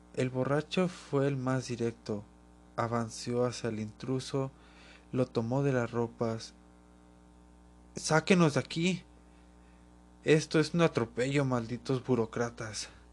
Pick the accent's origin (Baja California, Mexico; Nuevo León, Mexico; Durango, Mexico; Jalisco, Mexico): Jalisco, Mexico; Guadalajara; Y es de donde yo soy.